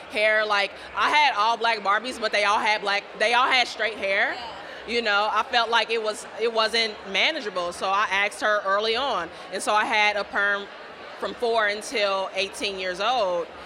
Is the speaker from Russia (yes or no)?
no; Ohio, United States; I'm from Ohio originally, so it's an eight-hour commute.